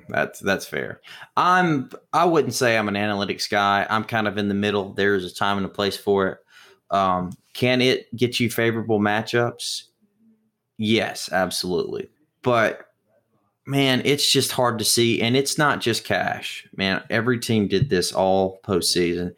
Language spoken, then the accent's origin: English; Mississippi, United States; I'm from Mississippi